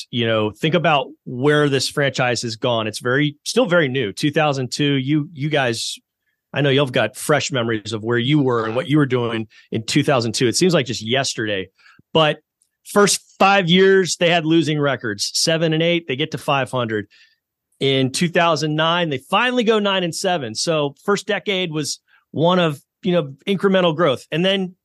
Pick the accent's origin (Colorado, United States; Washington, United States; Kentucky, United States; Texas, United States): Texas, United States; Houston; also born or lived in Lubbock, Texas; I'm from Houston